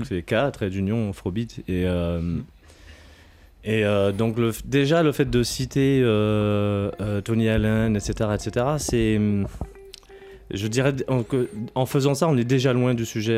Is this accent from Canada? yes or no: no; Guadeloupe; des Grands Fonds, là où j'ai grandi en Guadeloupe